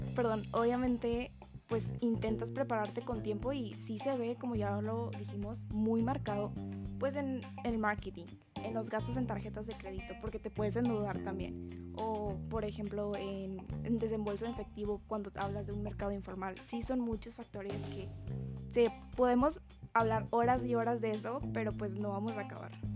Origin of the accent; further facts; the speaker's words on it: Linares, Nuevo León, Mexico; now in Monterrey, Mexico; yo soy de Linares